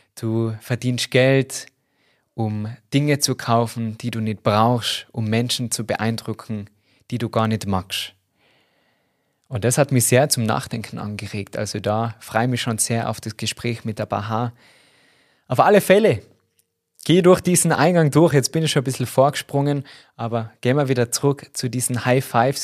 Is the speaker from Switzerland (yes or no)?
no; Tyrol, Austria; accent: Tyrolean dialect; mit meinem Tiroler Dialekt das nicht lange verstecken habe können, gesagt, ja, ich komme aus Tirol